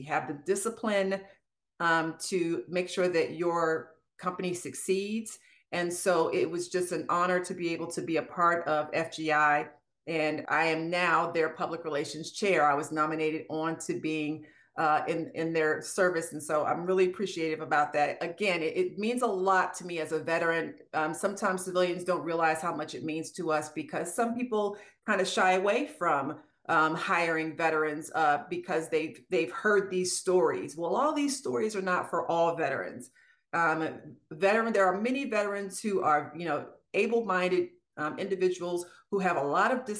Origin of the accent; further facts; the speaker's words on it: Maryland, United States; moved away as an adult; also born or lived in Washington, D.C.; now in Marietta, Georgia, United States; I'm from Maryland